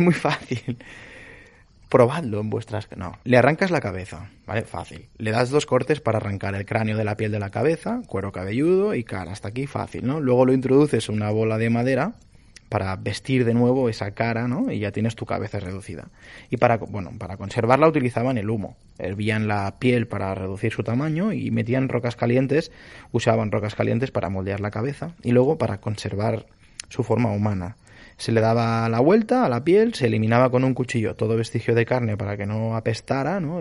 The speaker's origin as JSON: {"language": "Spanish", "region": "Galicia", "country": "Spain", "said": "yo no soy vasco, soy gallego"}